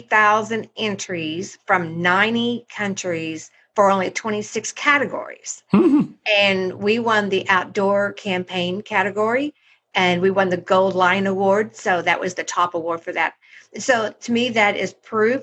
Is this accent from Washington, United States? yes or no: no; Oklahoma, United States; moved away as an adult; I returned to my home state, Oklahoma